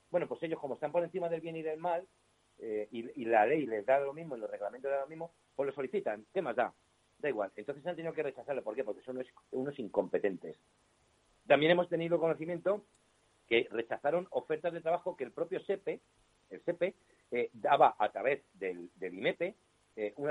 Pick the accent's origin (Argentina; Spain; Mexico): Spain; lo único que tenemos en común es que somos eh, españoles, nos consideramos españoles y patriotas y somos anticomunistas.